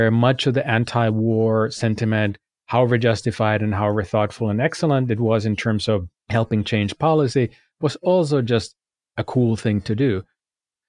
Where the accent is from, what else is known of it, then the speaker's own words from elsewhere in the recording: Finland; moved away; I'm from Finland